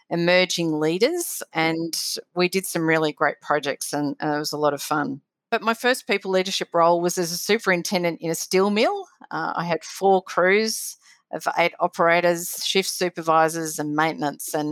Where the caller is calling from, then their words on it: Victoria, Australia; Wurrung country, uh, which is uh, north of Melbourne